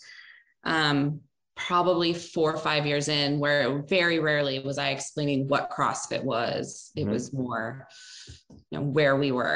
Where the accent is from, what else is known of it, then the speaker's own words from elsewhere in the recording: Baltimore, Maryland, United States; moved away as an adult; now in California, United States; I'm from Baltimore, which is less cool